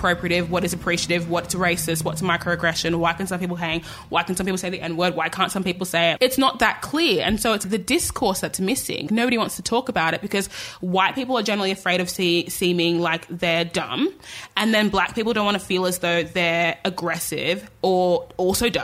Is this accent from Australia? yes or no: yes; Australia; I was born and raised in Australia